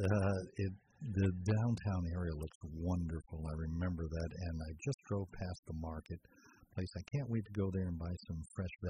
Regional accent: Arraiján, Panamá Oeste, Panama; moved away; Growing up, I grew up in Panama.

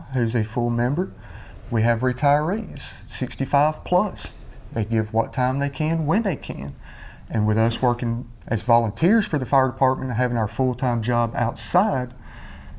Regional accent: Anniston, Alabama, United States; moved away as an adult; now in Sylacauga, United States; I'm from Anniston originally, born and raised.

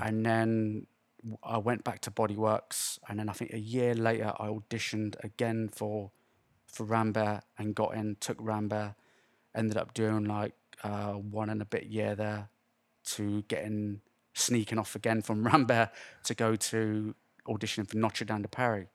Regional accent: Swindon, South West England, United Kingdom; moved away as an adult; also born or lived in London / Las Vegas / Los Angeles; I lived here all my life

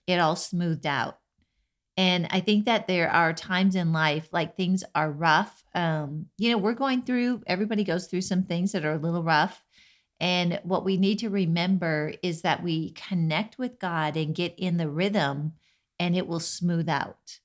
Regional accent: Minnesota, United States; I grew up in Minnesota

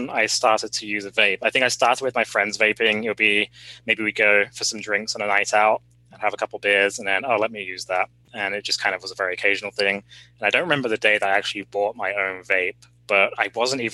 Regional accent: England, United Kingdom; moved away; in what we called secondary school growing up in England, or high school would be the equivalent

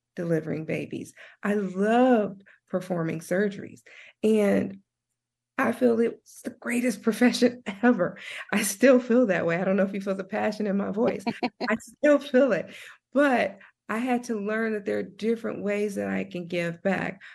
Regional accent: Compton, California, United States; moved away as an adult; also born or lived in Nashville, Tennessee / Santa Barbara, California; I was born and raised in Compton, California

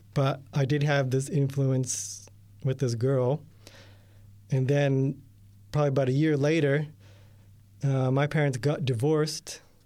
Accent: New York, United States; moved away; also born or lived in Kansas; I grew up in New York State

